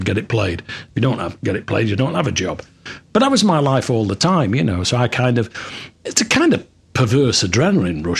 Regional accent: Manchester, North West England, United Kingdom; moved away as an adult; now in Florida, United States; I come from Manchester, so I grew up on

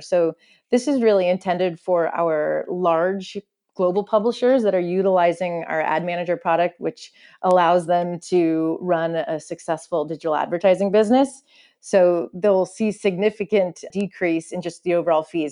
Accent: Silicon Valley, California, United States; I grew up in the Silicon Valley

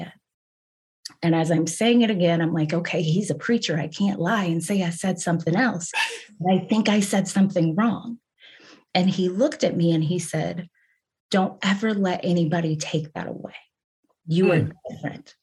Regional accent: Kansas City, Missouri, United States; moved away as an adult; also born or lived in Boston / Las Vegas; I grew up in the Midwest, right? I'm from Kansas City

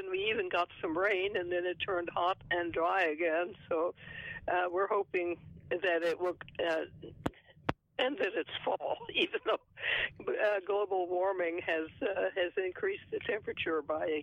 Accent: San Antonio, Texas, United States; from San Antonio, my hometown

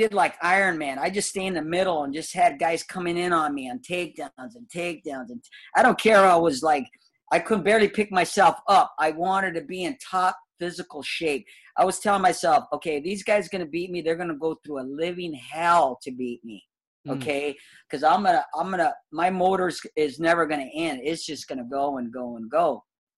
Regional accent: Southern California, United States; I'm from Southern Cal. Come on, I'm a Southern Cal boy

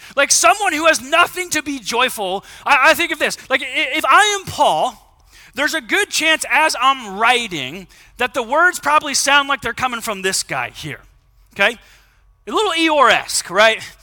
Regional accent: United States; as American Christians

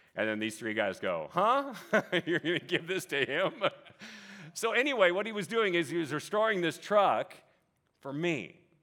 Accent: Vallejo, California, United States; I grew up in Vallejo, California, Northeast Bay. Lived there till I was about twenty or so

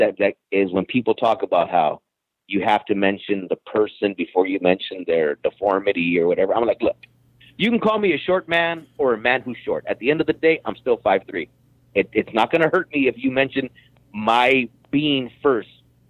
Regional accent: United States; I'm a Chicano because I'm born here.

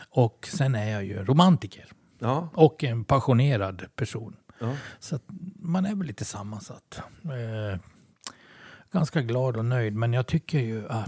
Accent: Sweden; vi är ju svenskar.

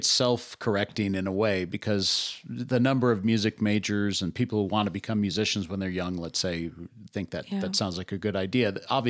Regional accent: Colorado Springs, Colorado, United States; I grew up in Colorado Springs. The Air Force Academy was right there.

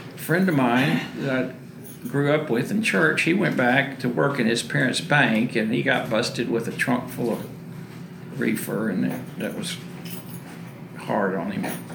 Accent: Waco, Texas, United States; I was born in Waco in 1948

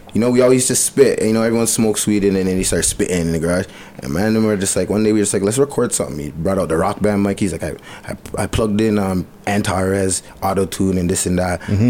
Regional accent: Bowmanville, Ontario, Canada; born or raised there; also born or lived in Etobicoke / Malton

